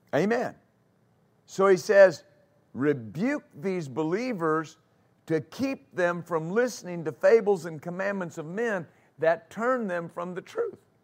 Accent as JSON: {"language": "English", "region": "West Texas", "country": "United States", "tie": "born or raised there", "said": "I grew up in West Texas, and I grew up riding horses"}